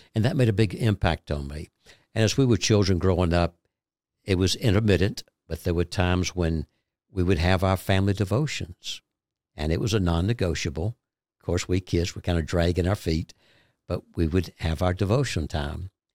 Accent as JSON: {"language": "English", "region": "Georgia", "country": "United States", "tie": "born or raised there", "said": "we came back into my hometown in Georgia"}